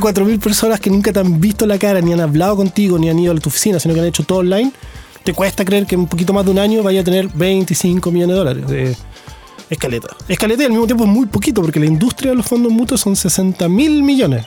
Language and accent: Spanish; Puerto Montt, Los Lagos, Chile; moved away; also born or lived in Santiago; Yo soy de Puerto Montt